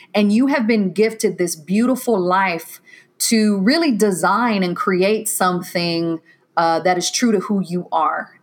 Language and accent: English; Waco, Texas, United States; moved away as an adult; also born or lived in Decatur, Georgia; I'm originally from Waco, Texas